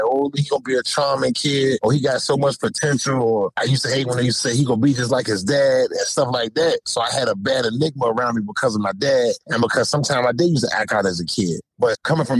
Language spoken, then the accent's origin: English; Norfolk, Virginia, United States; also born or lived in Key West, Florida; I'm from Norfolk, Virginia, originally from the uptown section of Norfolk. I was born in a neighborhood called Bowling Park